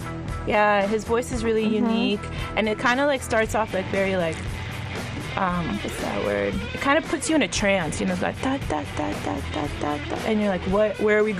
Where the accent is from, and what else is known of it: the South, United States